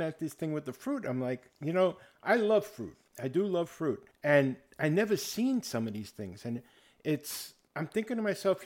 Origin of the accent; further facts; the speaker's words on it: New York City, New York, United States; moved away; I'm from the Bronx